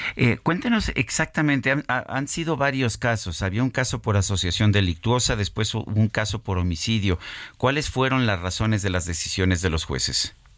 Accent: Mexico

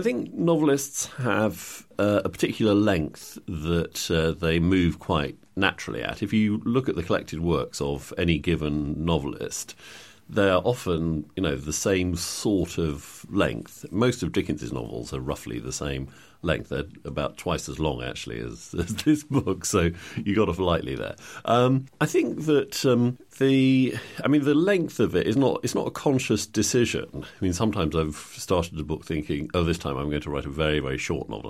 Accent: England, United Kingdom; as white English people

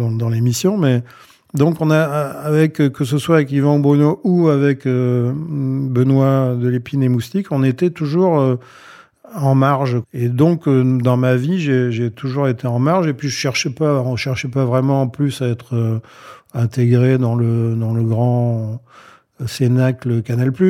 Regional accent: Mahebourg, Grand Port, Mauritius; Donc j'avais fait, une, fait faire une dizaine de chemises à jabot dans mon bled là-bas à Maïbourg, à l'île Maurice.

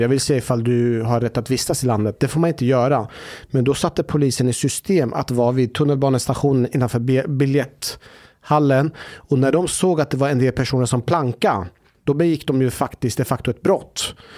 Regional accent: Norrköping, Östergötland, Sweden; moved away; hemma i Norrköping

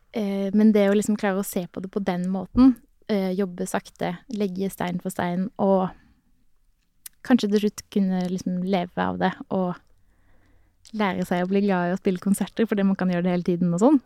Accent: Sørlandet, Norway; jeg er jo en sørlending som smiler mye

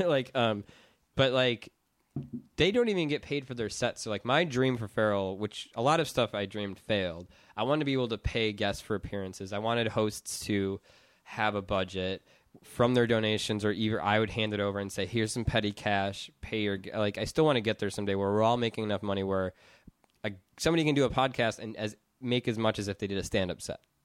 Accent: Madison, Wisconsin, United States; moved away as an adult; now in Los Angeles, United States; I'm from Madison where there's, like, cooperative grocery stores and housing

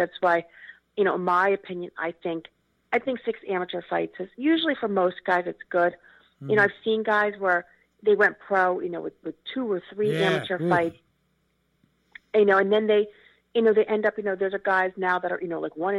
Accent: Philadelphia, Pennsylvania, United States; we grew up together in Philly

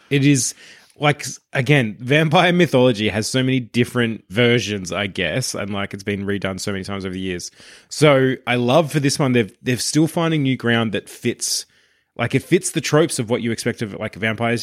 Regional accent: Australia; as Australians

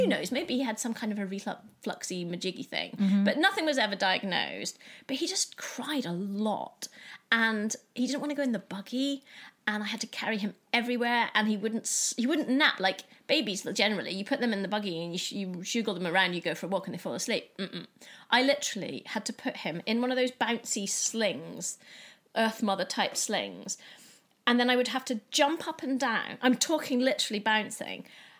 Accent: Scotland, United Kingdom; my parents are English and I was born in Scotland and brought up there.

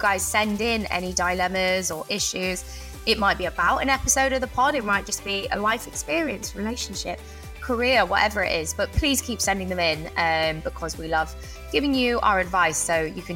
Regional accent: Cheltenham, South West England, United Kingdom; I'm from Cheltenham

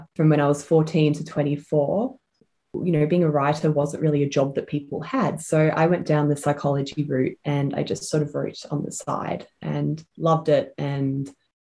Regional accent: Ormond, Victoria, Australia; also born or lived in Malvern; now in Silvan, Australia; I grew up in my grandma's house with my mum in Ormond, so sort of Bayside

